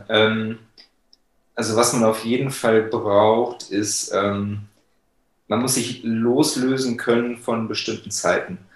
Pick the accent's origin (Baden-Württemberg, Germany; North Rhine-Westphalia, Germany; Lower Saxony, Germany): North Rhine-Westphalia, Germany; Bonn; Der ging in meiner Heimat in Bonn in Deutschland über 71 Kilometer